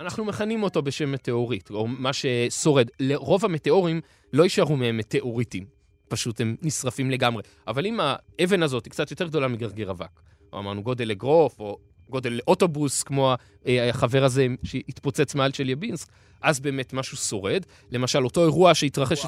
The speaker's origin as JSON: {"language": "Hebrew", "country": "Israel", "said": "אצלנו בישראל"}